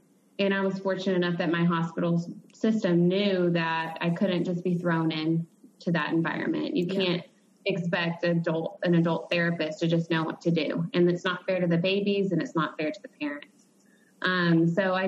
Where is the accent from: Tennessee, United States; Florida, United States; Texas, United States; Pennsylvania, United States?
Texas, United States; Dallas-Fort Worth area; I'm from the Dallas-Fort Worth area